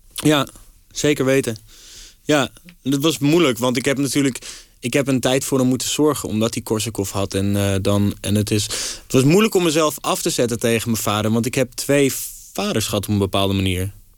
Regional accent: Amsterdam, North Holland, Netherlands; als Amsterdamse jongen

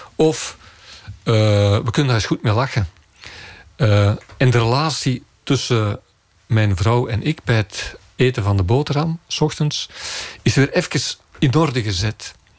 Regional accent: Turnhout, Flanders, Belgium; also born or lived in Leuven; dat ik van Turnhout ben, de Kempen

